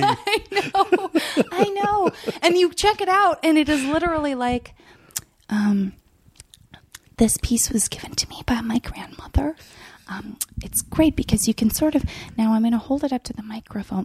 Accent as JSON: {"language": "English", "region": "Arizona", "country": "United States", "said": "I'm from Arizona"}